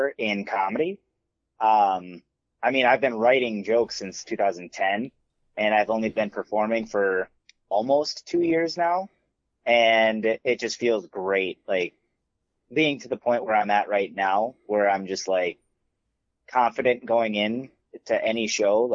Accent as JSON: {"language": "English", "town": "Buffalo", "country": "United States", "tie": "born or raised there", "also_born_or_lived": "Stillwater", "said": "in between fourth grade and fifth grade, we moved from Stillwater to Buffalo"}